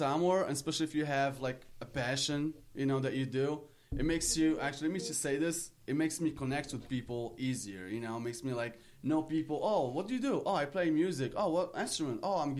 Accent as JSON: {"language": "English", "country": "Morocco", "second_language": "English", "moved": "yes", "lives_now": "South Florida, United States", "said": "I'm from Morocco."}